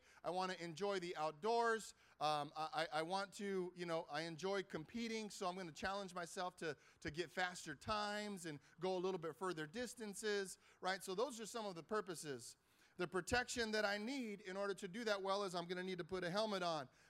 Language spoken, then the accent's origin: English; Carson, California, United States; I grew up in Carson, right here down the street.